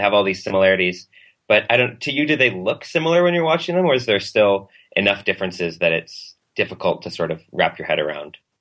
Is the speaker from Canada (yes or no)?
yes; Canada; as a Canadian